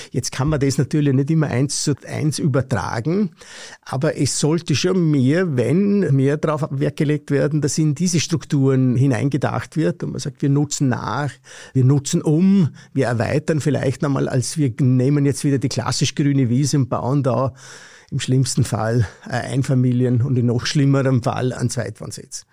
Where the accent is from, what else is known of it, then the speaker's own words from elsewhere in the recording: Vorarlberg, Austria; ich komme aus dem Vorarlbergerischen, hört man wahrscheinlich auch